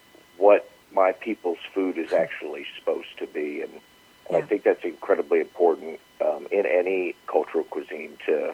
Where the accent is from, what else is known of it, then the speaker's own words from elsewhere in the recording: Los Angeles, California, United States; also born or lived in South Louisiana; I grew up in the San Fernando Valley, Southern California.